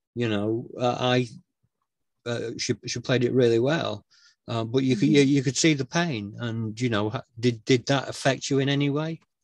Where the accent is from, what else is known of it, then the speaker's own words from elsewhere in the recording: Northern England, United Kingdom; A, I'm British uh, and B, I'm Northern